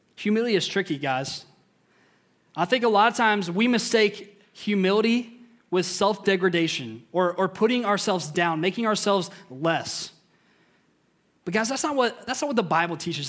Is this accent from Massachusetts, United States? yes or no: no; Indiana, United States; I grew up in Indiana.